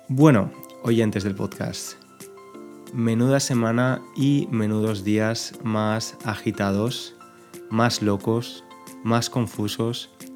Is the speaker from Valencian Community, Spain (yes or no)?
yes; Valencia, Valencian Community, Spain; yo soy de Valencia